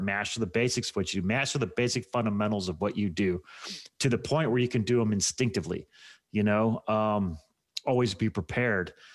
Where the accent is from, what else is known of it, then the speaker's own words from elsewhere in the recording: United States; I'm an American